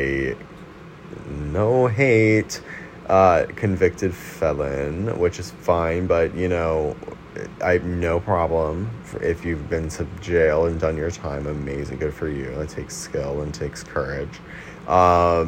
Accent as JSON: {"language": "English", "town": "New York City", "region": "New York", "country": "United States", "said": "I'm also from Brooklyn, New York"}